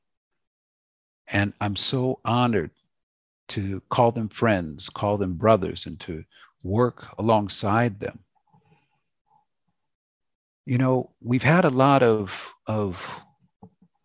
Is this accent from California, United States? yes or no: yes; Los Angeles, California, United States; That's my hometown